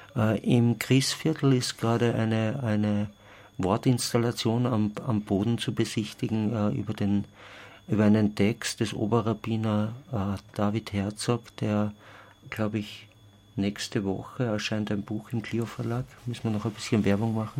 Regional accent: Austria; als Österreicher

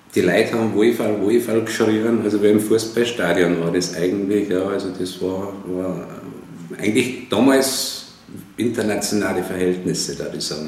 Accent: Freilassing, Bavaria, Germany; bin ja aus Freilassing aus Bayern

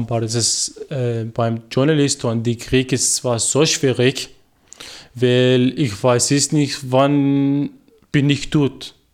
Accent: Iraq; first language Arabic; German is a second language; now in Austria; ich bin ungefähr ein Jahr und ein paar Tage in Österreich und ich komme aus dem Irak. Ich bin 23 Jahre alt. Das ist meine Muttersprache, ist Arabisch.

